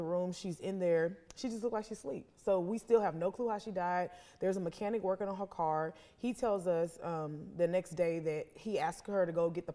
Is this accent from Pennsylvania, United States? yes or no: no; Houston, Texas, United States; I am from Houston, Texas